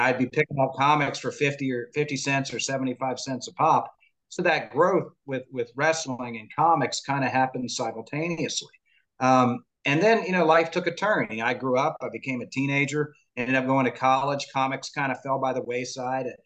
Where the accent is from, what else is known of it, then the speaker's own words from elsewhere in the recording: Florida, United States; I grew up here in Florida. I live in Central Florida